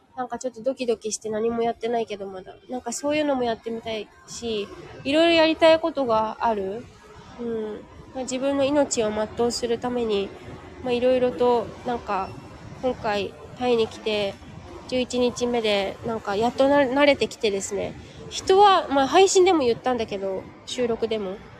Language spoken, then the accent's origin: Japanese; Japan; moved away as an adult; now in Thailand